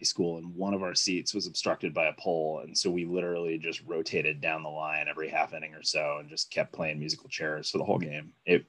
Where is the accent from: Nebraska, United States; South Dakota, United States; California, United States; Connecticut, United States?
Connecticut, United States; I was born in Connecticut, but my dad's from a Boston suburb, so I was not given a choice.